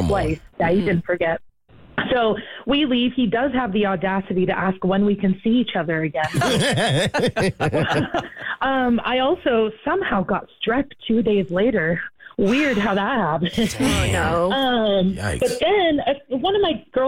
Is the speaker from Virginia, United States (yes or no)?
no; Maine, United States; moved away; I'm from originally from Maine, so I have a 207 area code